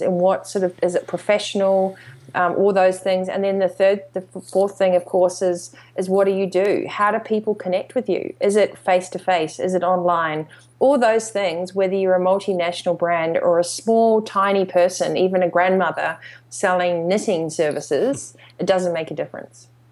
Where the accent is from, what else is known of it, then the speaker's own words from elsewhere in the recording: New Zealand; also born or lived in Australasia; growing up in New Zealand and, and Australasia